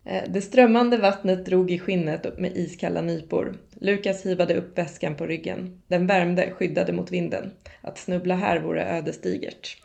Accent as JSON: {"language": "Swedish", "town": "Lidingö", "region": "Stockholm County", "country": "Sweden", "said": "jag kom från Lidingö"}